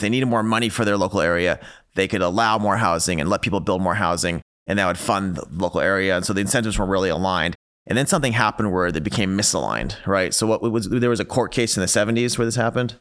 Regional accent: California, United States; I come from California

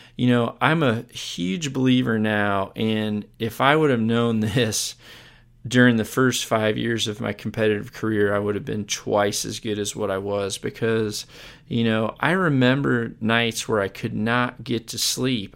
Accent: United States; being an American

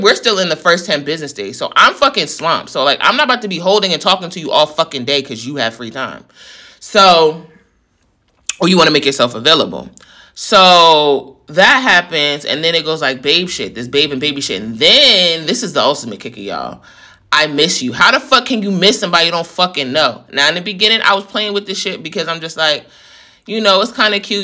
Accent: New York, United States; I'm from New York

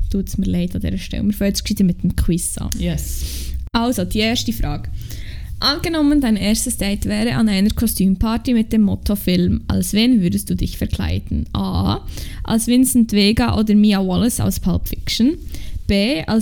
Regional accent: Bern, Switzerland; accent: Emmental; Also wenn ich im Emmental bin, dann kommt dann auch wirklich die Emmentalerin in meinem Herz aus mir raus.

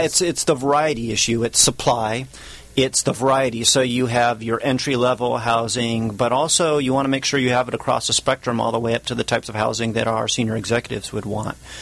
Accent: Orange County, California, United States; I'm from Orange County.

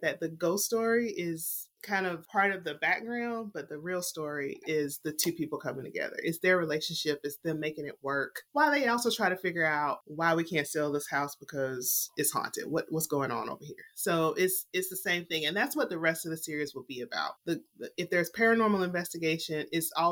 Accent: the South, United States; I'm from the South

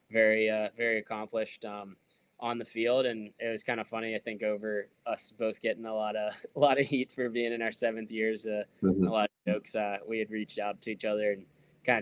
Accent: Pittsburgh, Pennsylvania, United States; moved away as an adult; also born or lived in Utah; being from Pittsburgh, growing up in Pittsburgh and never really leaving here

